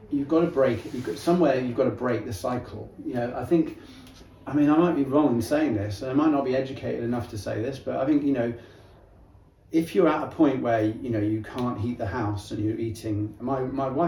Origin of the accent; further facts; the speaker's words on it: Barcelona, Catalonia, Spain; Well, I'm from Spain, Catalonia, more precisely, um, mm. Barcelona area. That's where I'm from.